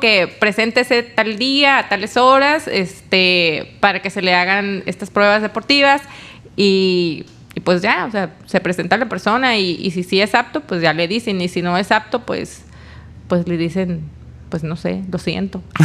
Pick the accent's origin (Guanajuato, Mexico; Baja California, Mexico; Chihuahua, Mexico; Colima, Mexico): Baja California, Mexico; Tijuana; also born or lived in Mérida; Yo soy aquí de, yo nací en Tijuana